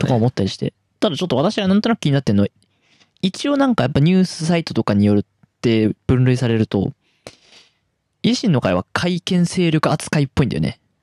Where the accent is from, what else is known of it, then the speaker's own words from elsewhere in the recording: Tohoku, Japan; 私東北出身東北東北生まれ東北育ち